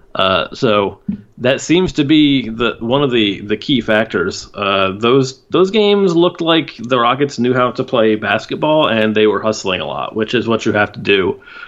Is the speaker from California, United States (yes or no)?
no; Houston, Texas, United States; now in Austin, United States; I was born and raised in Houston, and I didn't move here until oh eight.